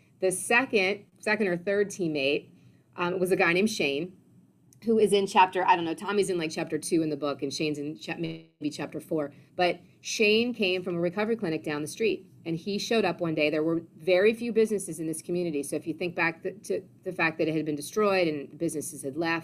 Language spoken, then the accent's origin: English; Ohio, United States; moved away as an adult; also born or lived in Washington, D.C.; I grew up in Ohio and then fast forward moved to Washington, D.C. after graduation.